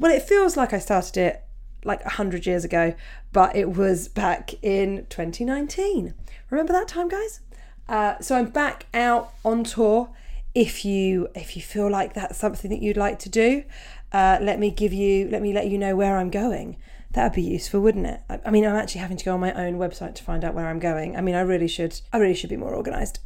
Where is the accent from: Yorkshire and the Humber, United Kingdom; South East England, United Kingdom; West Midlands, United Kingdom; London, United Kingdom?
South East England, United Kingdom; Portsmouth; it's my hometown gig